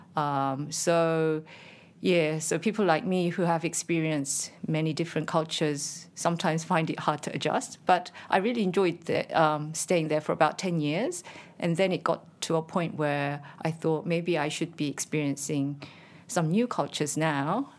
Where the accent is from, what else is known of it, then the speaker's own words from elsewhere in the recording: South Korea; moved away as an adult; now in Canberra, Australia; when I was very young, I worked as a writer for a major broadcast, uh, in Korea called K B S.